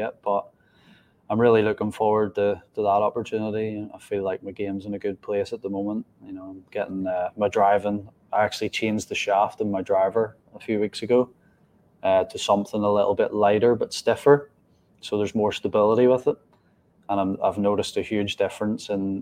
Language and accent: English; Northern Ireland, United Kingdom; growing up in Northern Ireland